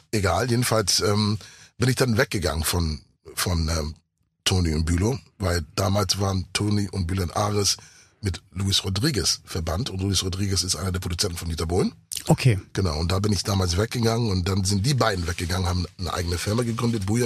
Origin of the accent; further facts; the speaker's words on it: Ghana; first language English; German is a second language; Also ich bin in Ghana aufgewachsen mit, mit Englisch. Ich war auf der internationalen